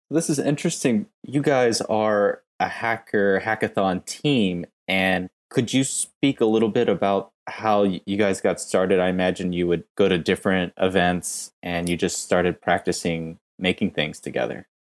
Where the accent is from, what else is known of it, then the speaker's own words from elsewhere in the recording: United States; moved away as an adult; now in Korea; I'm American and I went to school in the U S